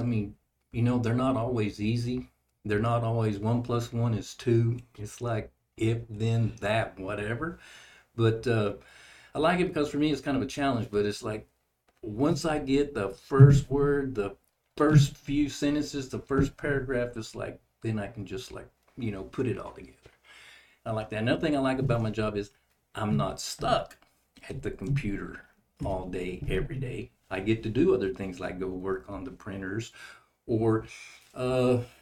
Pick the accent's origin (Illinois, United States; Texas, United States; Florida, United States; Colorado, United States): Texas, United States; Odessa; also born or lived in Levelland, Texas / Fort Stockton, Texas; now in New Braunfels, United States; I was born in Levelland, Texas, and I grew up mostly in Odessa and then Fort Stockton. I graduated from high school in Fort Stockton